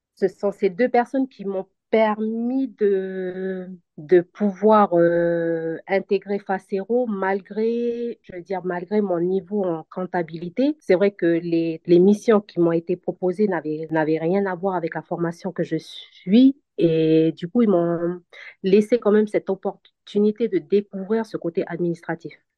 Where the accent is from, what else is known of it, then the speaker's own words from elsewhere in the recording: New Caledonia; moved away as an adult; now in France; je suis originaire de la Nouvelle-Calédonie. Donc je suis en France depuis euh, cinq ans déjà